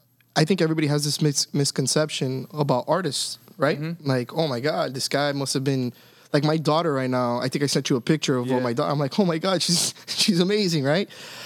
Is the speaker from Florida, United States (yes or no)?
yes; Miami, Florida, United States; me growing up in Miami, playing in the streets.